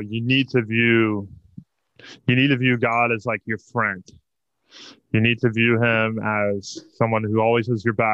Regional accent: Mansfield, Texas, United States; I'm a kid who basically grew up in the church. You know, my entire family, we're all Texan. We all lived in the same town of Mansfield, suburban town

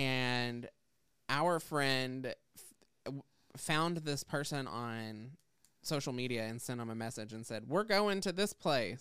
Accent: the South, United States; I grew up in the South.

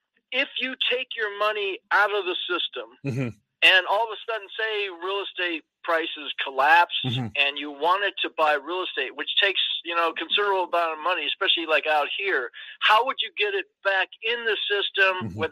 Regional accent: Los Angeles, California, United States; I'm from L.A.

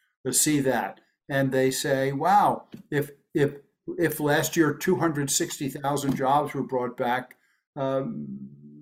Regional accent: Elizabeth, New Jersey, United States; I grew up in Elizabeth, New Jersey.

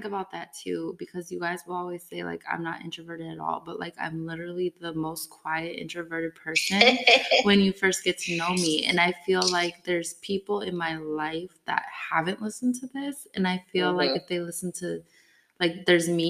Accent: Midwest, United States; I have some words I say funny too, because I'm from the Midwest

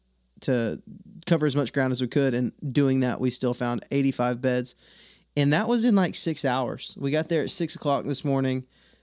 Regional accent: Texas, United States; now in Alabama, United States; I'm from Texas, now I live in Alabama.

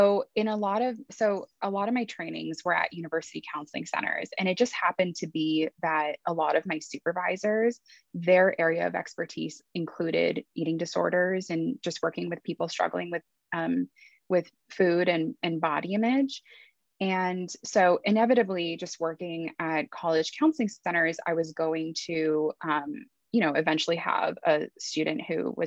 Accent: Los Angeles, California, United States; I was born and raised in Los Angeles, but my parents immigrated to the US from Iran

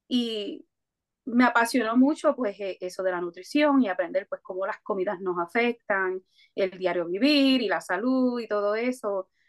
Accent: Coamo, Puerto Rico; also born or lived in New Jersey, United States; Eh, yo eh, aunque nací en Estados Unidos, en New Jersey, me mudé para Puerto Rico a los siete años y allá me crié en, el pueblito de Cuamo.

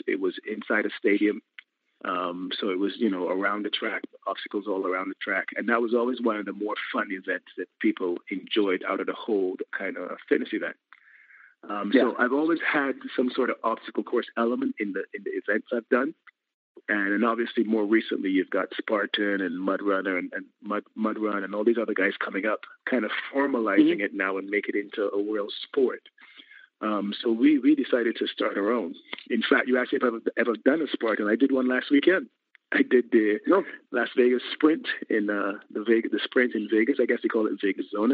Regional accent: Barbados; I'm in Barbados. I'm from Barbados

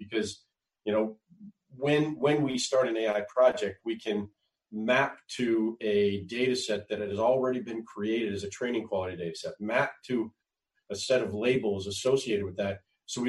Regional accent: Conway, Arkansas, United States; I grew up all over the United States, but I call my formative years in Conway, Arkansas.

